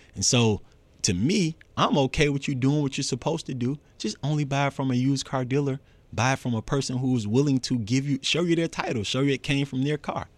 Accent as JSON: {"language": "English", "town": "Atlanta", "region": "Georgia", "country": "United States", "said": "I'm from Atlanta, full out"}